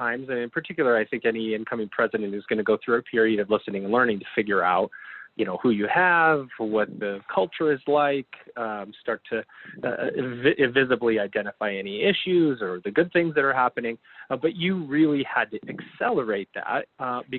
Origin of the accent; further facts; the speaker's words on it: Syracuse, New York, United States; also born or lived in Oneonta, New York; I'm from Syracuse originally